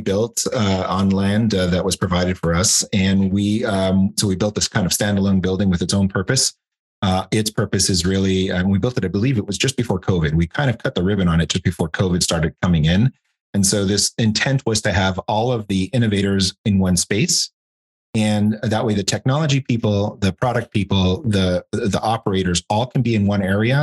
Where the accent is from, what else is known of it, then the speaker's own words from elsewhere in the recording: Canada; moved away as an adult; also born or lived in Europe / Switzerland; now in United States; I'm not from the US, I'm from Canada.